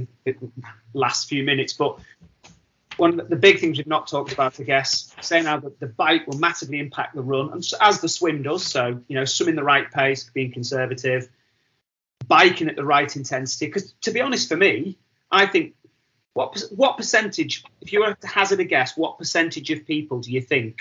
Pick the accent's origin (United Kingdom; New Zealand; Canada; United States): United Kingdom; Wigan, North West England; I'm from Wigan